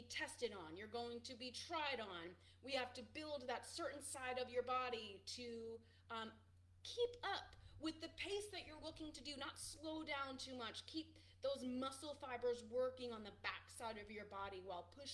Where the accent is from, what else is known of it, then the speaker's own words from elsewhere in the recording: Boston, Massachusetts, United States; I'm from Boston